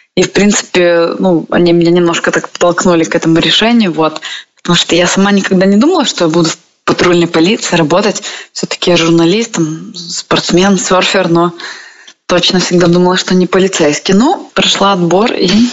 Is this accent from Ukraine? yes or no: yes; Sevastopol, Crimea, Ukraine; moved away